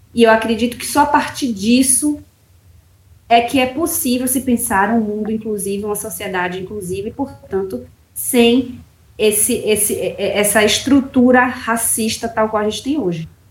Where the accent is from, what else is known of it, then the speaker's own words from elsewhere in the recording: Bahia, Brazil; moved away; also born or lived in Brasília; eu sou da Bahia, fui para Brasília é, sozinha